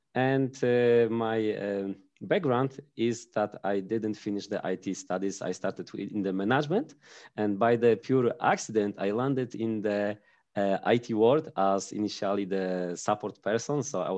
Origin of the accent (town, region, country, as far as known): Pomeranian Voivodeship, Poland; English is a second language